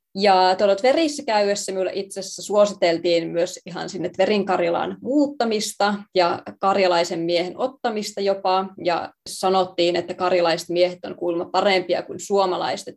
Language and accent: Finnish; Savonlinna, South Savo, Finland; me on tosiaan kotoisin siis Savonlinnasta